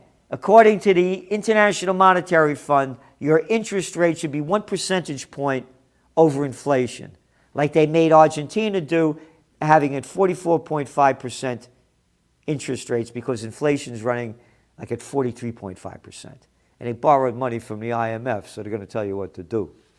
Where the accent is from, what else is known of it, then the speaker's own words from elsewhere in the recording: United States; I'm an American.